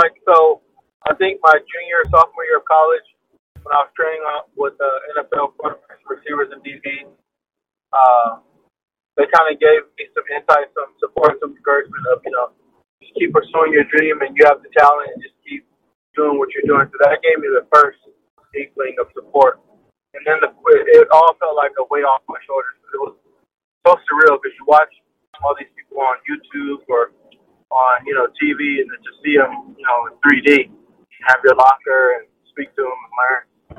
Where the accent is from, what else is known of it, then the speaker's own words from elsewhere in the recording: Inglewood, California, United States; Growing up was pretty good. Pretty simple, middle class growing up. Inglewood is kind of like in Los Angeles